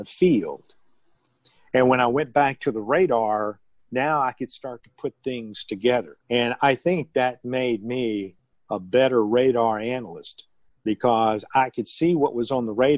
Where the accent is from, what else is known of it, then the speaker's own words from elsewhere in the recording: Southeast, United States; also born or lived in Oklahoma City, Oklahoma / Wichita, Kansas; now in Columbia, United States; I grew up in the Southeast